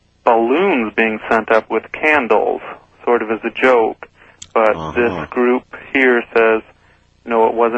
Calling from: Oceanside, California, United States; Hi, I'm calling from Oceanside, California.

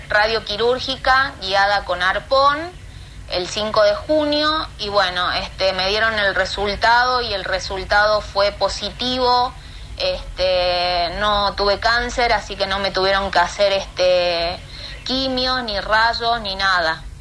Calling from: Cosquín, Córdoba, Argentina; Hola, buenas tardes. … de Cosquín.

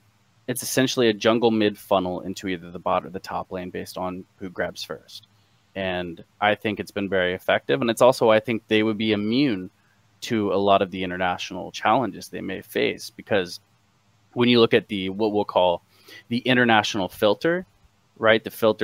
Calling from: Cincinnati, Ohio, United States; Cincinnati. How's it going, man?

